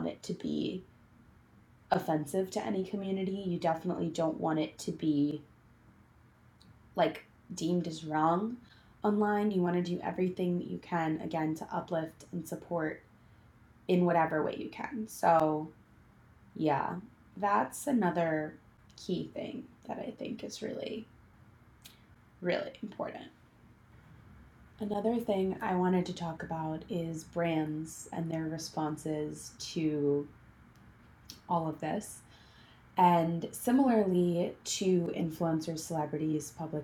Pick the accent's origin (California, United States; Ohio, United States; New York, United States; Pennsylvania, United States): New York, United States; New York City; I grew up in New York City. I went to school on the Upper West Side.